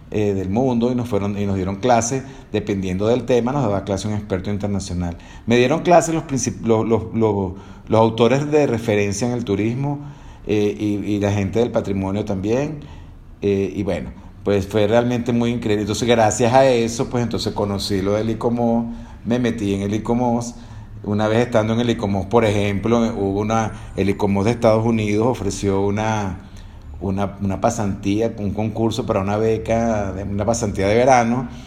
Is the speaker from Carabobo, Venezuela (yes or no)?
no; Maracay, Aragua, Venezuela; moved away as an adult; also born or lived in Coro, Venezuela / Spain; now in Guanajuato, Mexico; No me despego de Venezuela y bueno, en primer lugar, no me despego de Maracay, mi ciudad natal.